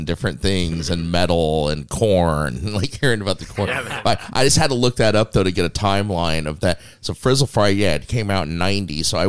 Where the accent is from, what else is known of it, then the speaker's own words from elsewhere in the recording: Las Vegas, Nevada, United States; Las Vegas.